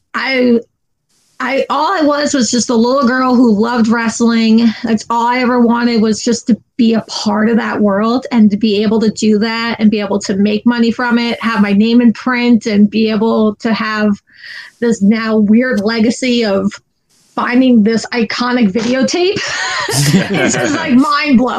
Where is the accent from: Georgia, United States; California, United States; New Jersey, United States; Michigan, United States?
New Jersey, United States; moved away as an adult; now in Florida, United States; I'm originally from New Jersey. I moved down here 12 years ago.